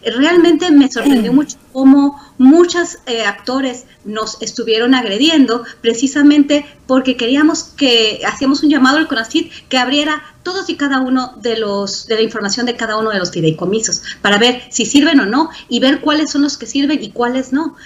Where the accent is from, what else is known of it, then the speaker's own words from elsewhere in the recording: Mexico; now in United States; soy mexicana y porque colaboro con muchos científicos mexicanos, aunque trabajo en Estados Unidos